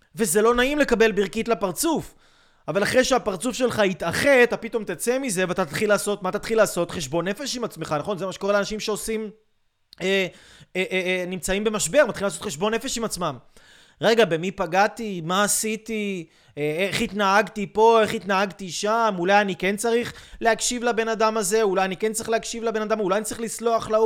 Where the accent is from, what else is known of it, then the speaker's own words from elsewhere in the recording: Israel; אני יהודי, אני ישראלי, אני, אני מדבר עברית